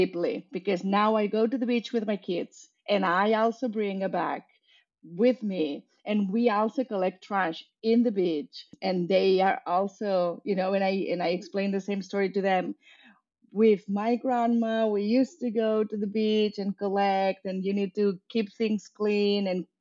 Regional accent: Barcelona, Catalonia, Spain; moved away as an adult; I am from Barcelona and I grew up between Barcelona in Spain and a little town 2 hours north in the coast.

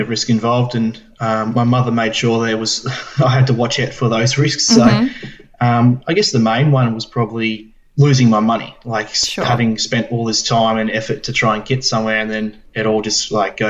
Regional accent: Bendigo, Victoria, Australia; I'm 24. I'm from Bendigo in Victoria.

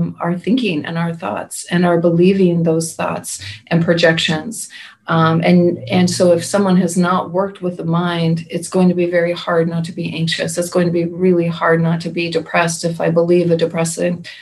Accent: Pacific Northwest, United States; I'm from the Pacific Northwest

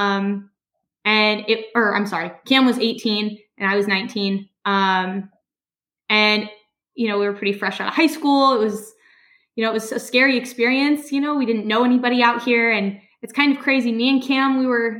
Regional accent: Denver, Colorado, United States; moved away as an adult; now in New Jersey, United States; I grew up in Denver, Colorado. I was born there and I live in New Jersey now. I moved here about 2 years ago.

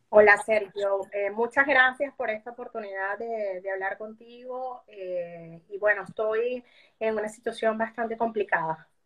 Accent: Venezuela; moved away as an adult; now in Peru; como nosotros, como los venezolanos que hemos vivido, sufrido e incluso sobrevivido a la persecución del régimen, y eso es lo que nos ha llevado a ti, a mí, a millones de venezolanos a salir.

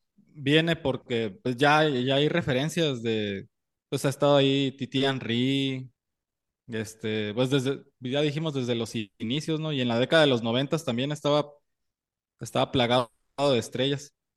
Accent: Mexicali, Baja California, Mexico; nosotros de ahí de niños, por la cercanía de, de Mexicali con Estados Unidos

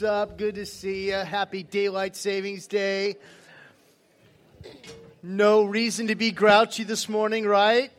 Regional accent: Southern California, United States; I'm from Southern California

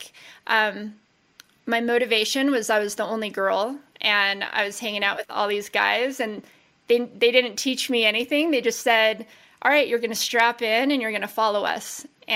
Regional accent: Las Vegas, Nevada, United States; We grew up in Las Vegas. Born and raised

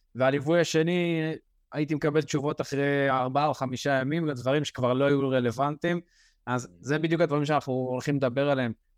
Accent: Israel; אנחנו בתור ישראלים

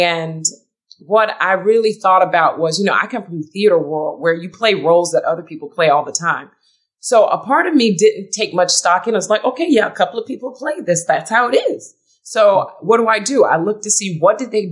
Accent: Philadelphia, Pennsylvania, United States; I'm from Philly

